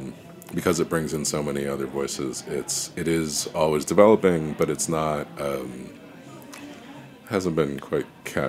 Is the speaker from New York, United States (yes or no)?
yes; New York City, New York, United States; also born or lived in Sunset Park, Brooklyn; I live in Sunset Park. I'm actually I was born in Queens, so I still have a little bit of cred, Queens cred